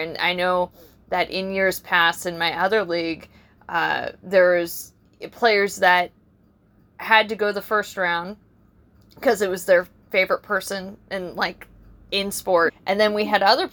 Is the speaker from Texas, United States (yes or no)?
no; San Diego, California, United States; we're from San Diego